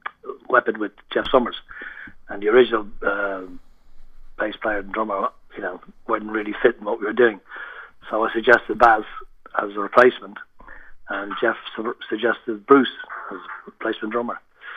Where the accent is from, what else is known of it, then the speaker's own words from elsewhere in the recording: Ireland; moved away as an adult; also born or lived in Birmingham, United Kingdom / London, United Kingdom; Well, when I moved out from Ireland, I went to Birmingham. I was in Birmingham for 5 years with my first wife.